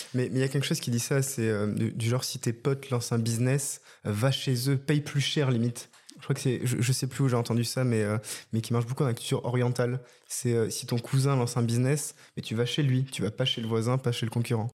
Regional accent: Bordeaux, Nouvelle-Aquitaine, France; moved away; je suis en direct depuis Bordeaux, ma ville de cœur, ma ville natale

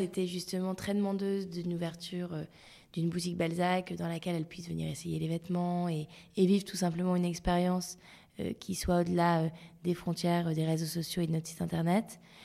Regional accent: Lille, Hauts-de-France, France; now in Paris, France; je suis lilloise d'origine

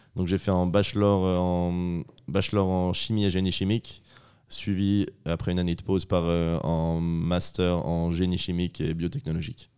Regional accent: northern Vaud, Switzerland; je suis vaudois, originaire d'un petit village du Nord vaudois.

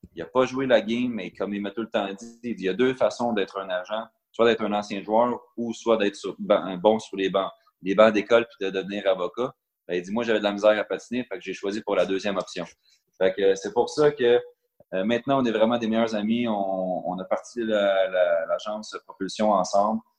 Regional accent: Beloeil, Quebec, Canada; quand j'étais jeune, j'étais à Belœil, j'étais au niveau Pee-Wee Bantam

